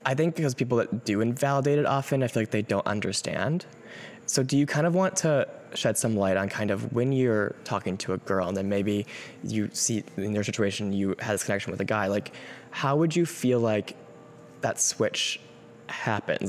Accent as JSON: {"language": "English", "region": "Wisconsin", "country": "United States", "tie": "born or raised there", "said": "I first moved to my hometown"}